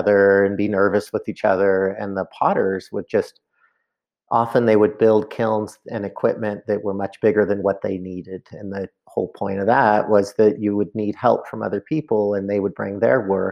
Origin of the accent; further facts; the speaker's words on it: Mendocino, California, United States; also born or lived in Berkeley, California; now in Carbondale, United States; where I grew up in Mendocino